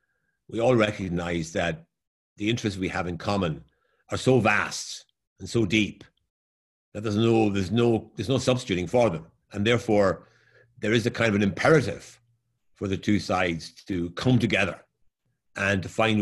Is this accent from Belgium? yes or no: no; Ireland; when I was growing up in Ireland, it was a very homogenous country, except for a few students in Dublin who are from other parts of the world.